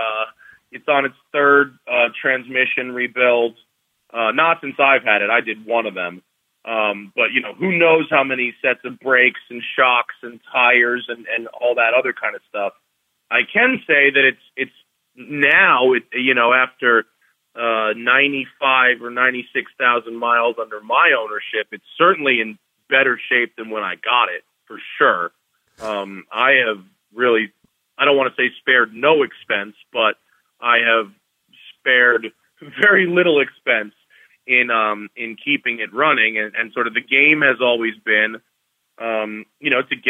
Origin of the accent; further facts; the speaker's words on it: Greenwich, Connecticut, United States; moved away as an adult; now in California, United States; I'm from Greenwich, Connecticut